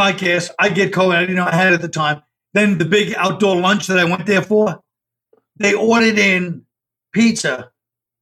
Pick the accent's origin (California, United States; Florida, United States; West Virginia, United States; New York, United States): New York, United States; New York City; I grew up near it, but I grew up in Park Slope, but Bay Ridge is right next door almost